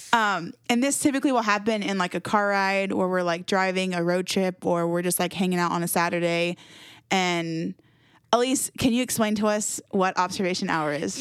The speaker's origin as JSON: {"language": "English", "town": "Jacksonville", "region": "Florida", "country": "United States", "tie": "born or raised there", "moved": "as an adult", "lives_now": "Winston-Salem, United States", "said": "I was born and raised in Jacksonville, Florida."}